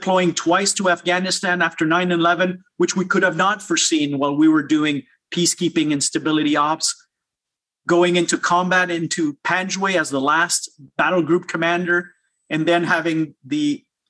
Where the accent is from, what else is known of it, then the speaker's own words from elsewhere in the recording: South Shore of Montreal, Quebec, Canada; also born or lived in Nicaragua; I moved with my family from Nicaragua to South Shore of Montreal as a young kid from a Canadian and Nicaraguan parents. After high school at 16 years old, I joined the Collège Militaire Royal de Saint-Jean